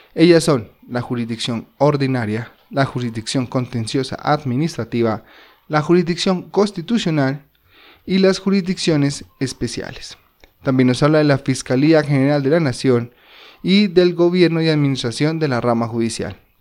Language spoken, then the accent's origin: Spanish; Colombia; nuestro territorio colombiano